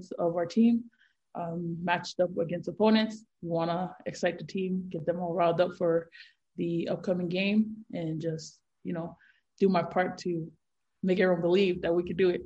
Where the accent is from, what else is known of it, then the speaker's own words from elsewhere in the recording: Honolulu, Hawaii, United States; born and raised in Hawaii, Honolulu, Hawaii